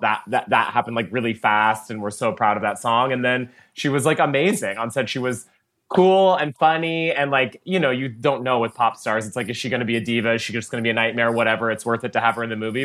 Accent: Texas, United States; moved away; You were not allowed to scream that in Texas in third grade.

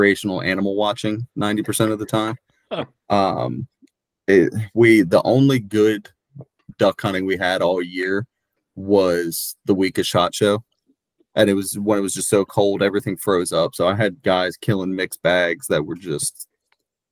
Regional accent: Shepherdstown, West Virginia, United States; I'm from a little town called Shepherdstown, West Virginia.

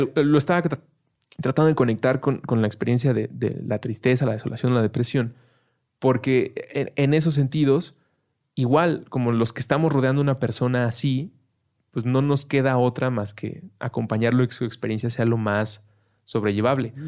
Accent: Mexico; somos mexicanos

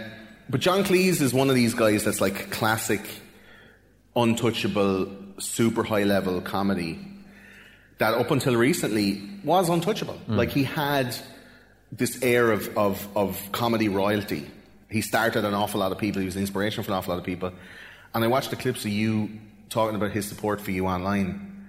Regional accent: Russia; I'm actually Russian.

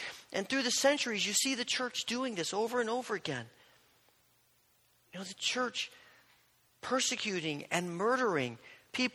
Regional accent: Indiana, United States; growing up in Indiana, as an Indiana basketball fan

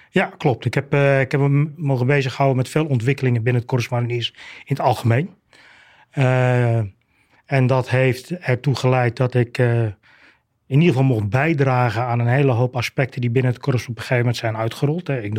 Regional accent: Aruba; born there; Ik ben, ik ben zelf op Aruba geboren, maar dat kwam eigenlijk doordat mijn vader ook marinier was.

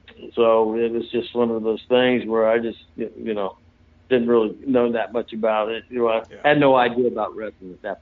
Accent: St. Petersburg, Florida, United States; born or raised there; also born or lived in Hawaii / North Carolina

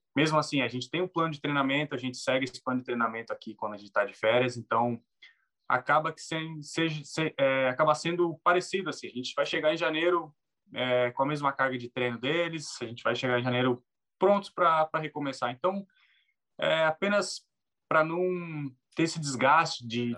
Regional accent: Brazil; moved away as an adult; now in Finland

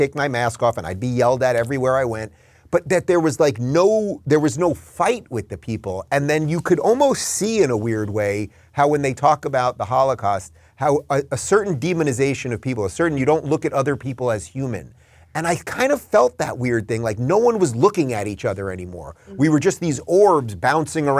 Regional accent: Long Island, New York, United States; moved away as an adult; also born or lived in Los Angeles; now in Florida, United States; I grew up in Long Island

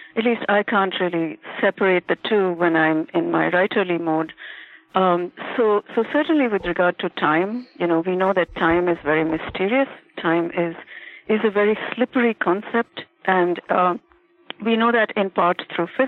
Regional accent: India; moved away as an adult; now in Boston, United States; I was born and brought up in India through my young adulthood, and still have extremely strong connections there

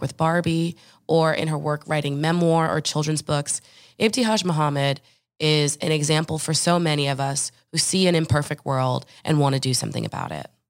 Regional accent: Orange, New Jersey, United States; I'm from Orange, New Jersey.

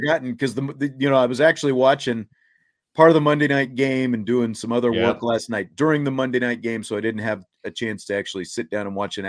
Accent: Kansas City, Missouri, United States; There's an amusement park called Worlds of Fun that I grew up going to in the Kansas City area.

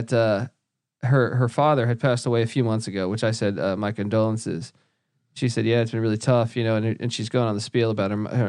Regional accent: East Coast, United States; Didn't really tell her a lot about myself besides the fact I grew up on the East Coast.

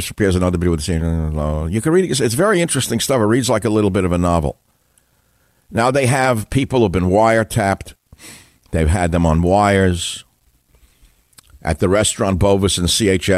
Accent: New York City, New York, United States; now in San Francisco, United States; I'm originally from New York City

